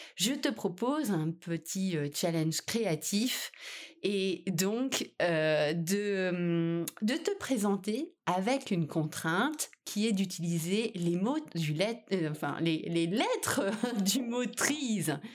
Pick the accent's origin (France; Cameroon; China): France; chez nous en France